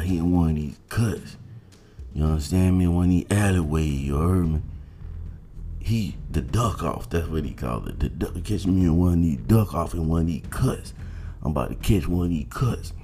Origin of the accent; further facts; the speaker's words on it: Georgia, United States; moved away; I'm from Georgia